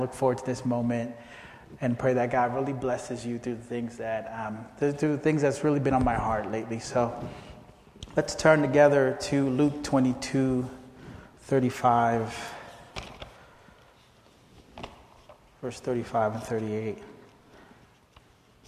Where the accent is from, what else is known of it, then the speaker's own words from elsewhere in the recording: Philadelphia, Pennsylvania, United States; also born or lived in Haiti; I basically grew up in Philadelphia, and that's been my hometown ever since